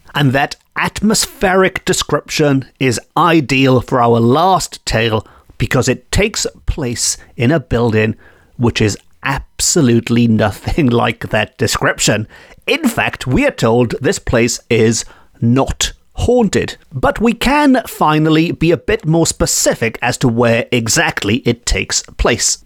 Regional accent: Port Talbot, Wales, United Kingdom; my hometown of Port Talbot

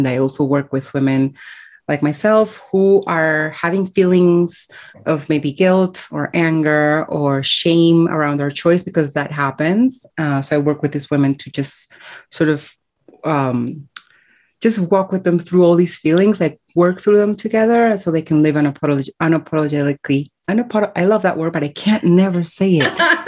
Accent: Colombia; born there

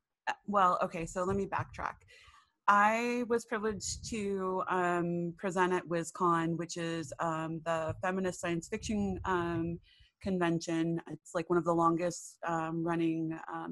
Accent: Long Beach, California, United States; I was born and raised in Long Beach, California

